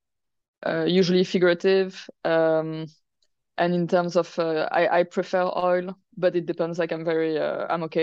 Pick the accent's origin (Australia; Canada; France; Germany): France; moved away as an adult; now in London, United Kingdom; I grew up in France, but my blood is Lebanese